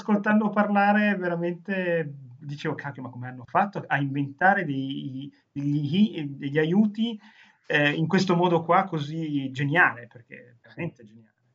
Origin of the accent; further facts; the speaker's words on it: Turin, Piedmont, Italy; la mia città natale